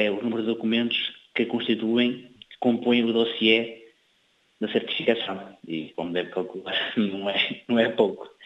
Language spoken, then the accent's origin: Portuguese; Fogo, Cape Verde; sempre tenho acompanhado com especial atenção, a Cabo Verde, especialmente a Ilha do Fogo, de onde eu sou